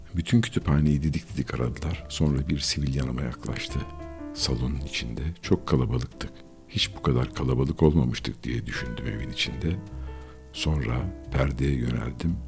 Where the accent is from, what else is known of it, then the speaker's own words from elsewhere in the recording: Istanbul, Turkey; İstanbul'da doğdum ben. Gayrettepe'de oturuyorduk.